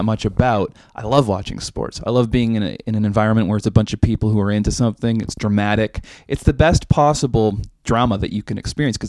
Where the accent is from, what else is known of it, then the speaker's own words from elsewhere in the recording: Vancouver, British Columbia, Canada; And I'm from Vancouver, the most cursed hockey team of all time.